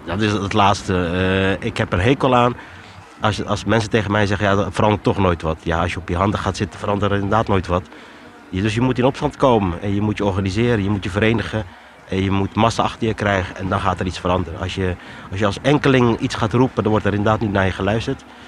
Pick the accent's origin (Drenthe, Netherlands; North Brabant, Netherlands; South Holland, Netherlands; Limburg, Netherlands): South Holland, Netherlands; Rotterdam; also born or lived in Morocco; Geboren in Marokko, getogen in Rotterdam. Vanaf baby, dus ik was een jaar toen ik naar Nederland toe kwam.